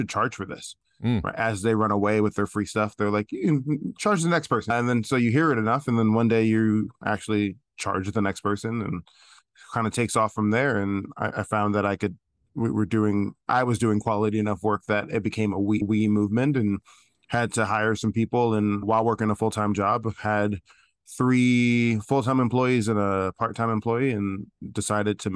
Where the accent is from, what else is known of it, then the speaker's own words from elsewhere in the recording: New York City, New York, United States; Loved growing up in Brooklyn